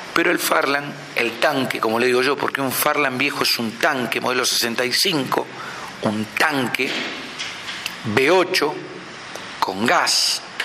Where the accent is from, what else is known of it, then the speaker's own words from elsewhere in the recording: Buenos Aires, Argentina; moved away as an adult; now in Mendoza, Argentina; Nosotros somos porteños, la familia somos porteña